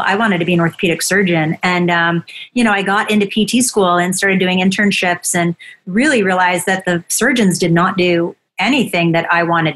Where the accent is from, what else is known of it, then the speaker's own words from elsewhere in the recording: Buffalo, New York, United States; I grew up in Buffalo.